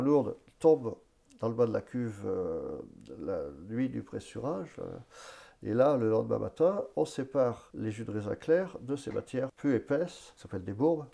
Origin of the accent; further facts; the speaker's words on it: Vallet, Pays de la Loire, France; je suis né euh, à Valette, sur l'exploitation